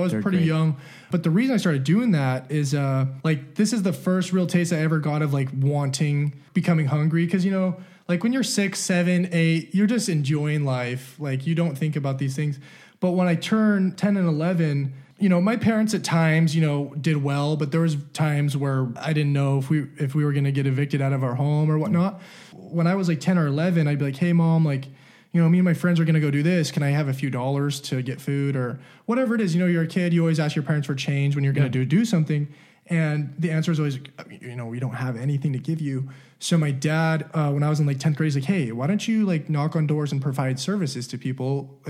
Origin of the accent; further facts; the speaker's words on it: California, United States; also born or lived in Utah; especially when I moved to Utah, when I grew up in California, no one around me had anything.